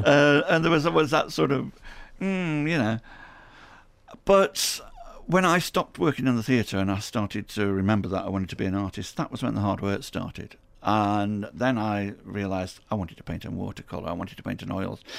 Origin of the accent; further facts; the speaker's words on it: Stoke-on-Trent, West Midlands, United Kingdom; I'm born and bred in, in Hanley. I'm born and bred in Stoke on Trent.